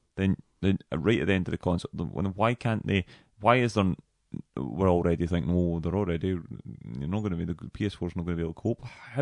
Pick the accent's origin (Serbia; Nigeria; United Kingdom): United Kingdom; Dumbarton, Scotland; I'm from Dumbarton